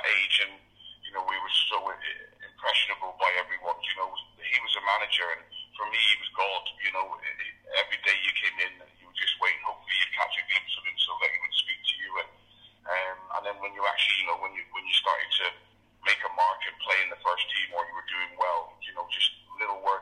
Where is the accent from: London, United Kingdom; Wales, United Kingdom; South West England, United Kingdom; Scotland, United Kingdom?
South West England, United Kingdom; Plymouth; obviously my hometown club